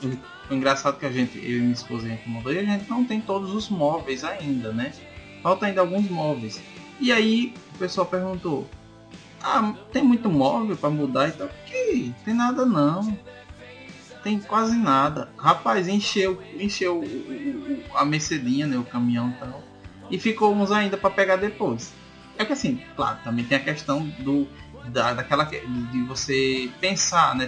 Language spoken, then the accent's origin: Portuguese; Sergipe, Brazil; moved away as an adult; also born or lived in Pernambuco; eu saí de Sergipe para morar em Pernambuco.